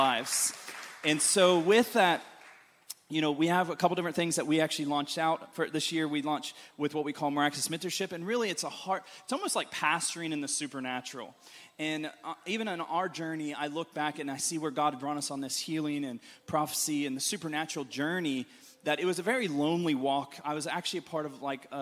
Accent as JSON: {"language": "English", "region": "Ohio", "country": "United States", "tie": "born or raised there", "moved": "yes", "lives_now": "Glasgow, United Kingdom", "said": "I grew up in Ohio"}